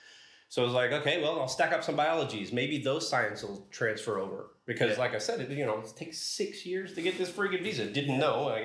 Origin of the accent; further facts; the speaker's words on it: Midland, Texas, United States; moved away as an adult; also born or lived in Santa Rosa, California; now in Melbourne, Australia; my hometown of Midland